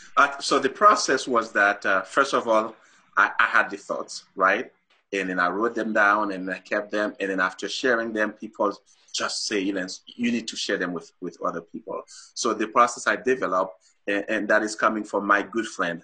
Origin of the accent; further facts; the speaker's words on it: Haiti; moved away as an adult; also born or lived in Saint-Marc, Haiti / Port-au-Prince, Haiti; now in Utah, United States; I was born and raised in Haiti